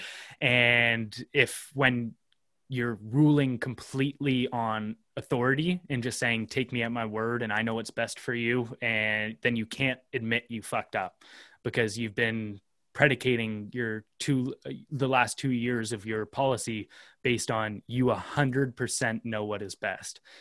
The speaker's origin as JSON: {"language": "English", "country": "Canada", "said": "as a Canadian"}